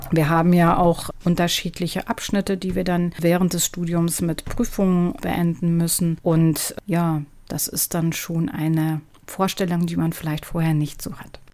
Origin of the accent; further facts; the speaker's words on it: Duisburg, North Rhine-Westphalia, Germany; Also geboren bin ich in Nordrhein-Westfalen. Ich komme aus Duisburg.